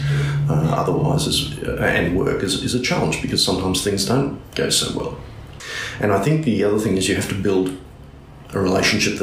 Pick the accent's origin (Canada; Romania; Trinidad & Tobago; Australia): Australia; North Queensland; also born or lived in Brisbane; now in Cairns, Australia; We came from Brisbane, but we're actually from North Queensland originally